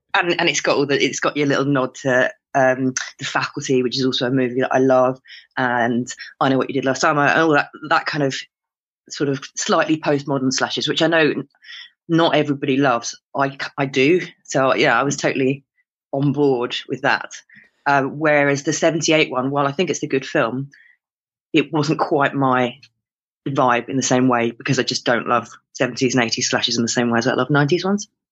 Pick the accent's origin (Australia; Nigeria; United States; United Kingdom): United Kingdom; my ill-educated British ear